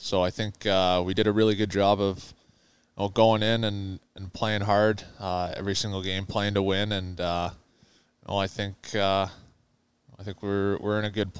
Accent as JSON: {"language": "English", "town": "Calgary", "region": "Alberta", "country": "Canada", "tie": "born or raised there", "said": "Growing up in Calgary, it's your only dream that you have as a young hockey player to make it to the NHL."}